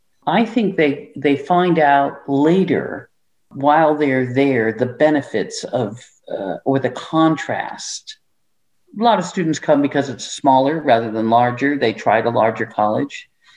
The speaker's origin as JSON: {"language": "English", "town": "Ravenna", "region": "Nebraska", "country": "United States", "said": "I'm from Ravenna, Nebraska. I wanted to come to the city, but I didn't want to be in, you know, I wanted to be in a smaller place."}